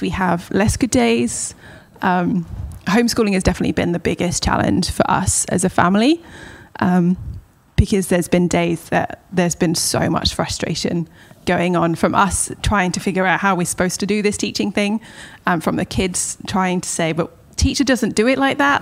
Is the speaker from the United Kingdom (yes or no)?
yes; Southampton, South East England, United Kingdom; moved away as an adult; now in Los Angeles, United States; I was also born in Hampshire, so I was born in Southampton, which is just on the on the coast of England. Um, I have a younger brother, and it's just a family of four that grew up in there.